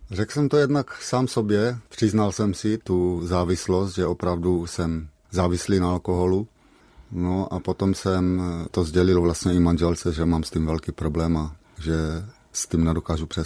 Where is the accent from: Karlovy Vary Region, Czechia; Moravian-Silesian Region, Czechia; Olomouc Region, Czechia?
Olomouc Region, Czechia; Šternberk; born there; Já jsem se narodil ve Šternberku, maminka potom bydlela v Lomouci, maminka mě měla za svobodná